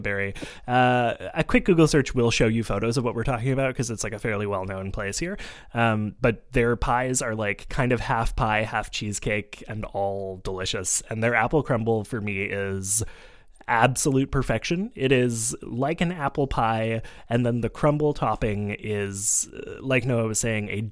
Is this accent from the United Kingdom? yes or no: no; Montreal, Quebec, Canada; a kid growing up in Montreal